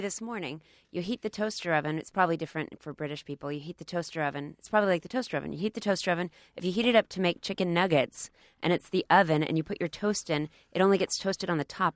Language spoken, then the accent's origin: English; Dallas, Texas, United States; I grew up in Dallas as well